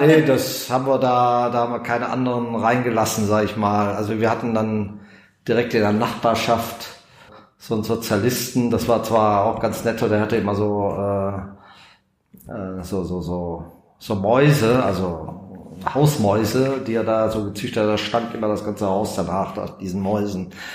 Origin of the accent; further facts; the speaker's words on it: Bad Salzuflen, North Rhine-Westphalia, Germany; also born or lived in Schwäbisch Gmünd / Göppingen district; now in Bünde, Germany; Also bin in Bad Salzuflen aufgewachsen, im Kreis Lippe